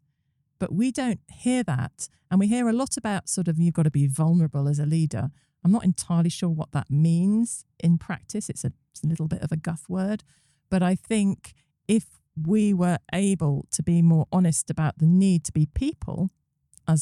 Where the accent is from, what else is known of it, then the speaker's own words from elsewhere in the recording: United Kingdom; us as Brits